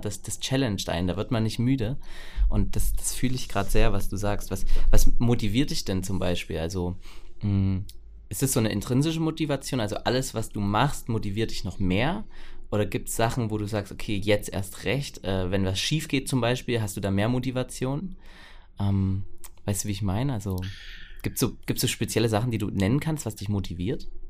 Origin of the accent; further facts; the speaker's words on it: Ore Mountains, Saxony, Germany; hier bei uns im Erzgebirge